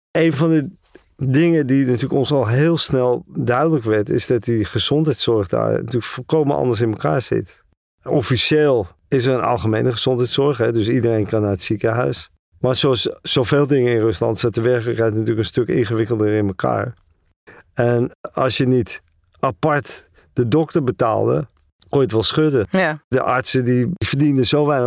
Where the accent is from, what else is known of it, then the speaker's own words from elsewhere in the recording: Netherlands; moved away as an adult; also born or lived in Northern Ireland / Amsterdam; now in Moscow, Russia; Ik kom uit Holland.